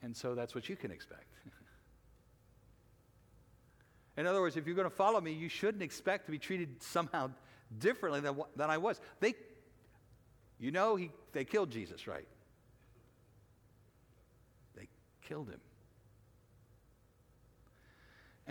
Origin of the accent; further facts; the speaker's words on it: United States; as American Christians